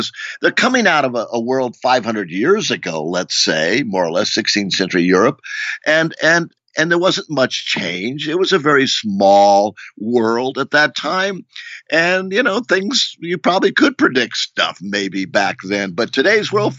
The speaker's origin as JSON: {"language": "English", "region": "Rio de Janeiro", "country": "Brazil", "tie": "born or raised there", "moved": "yes", "said": "I grew up in Rio de Janeiro as a kid"}